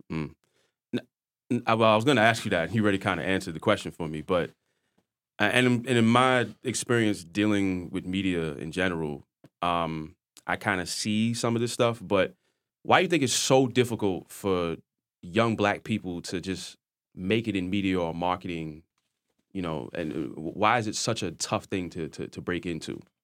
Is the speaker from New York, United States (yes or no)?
yes; New York City, New York, United States; I'm from Queens, so I have a lot of friends in Brooklyn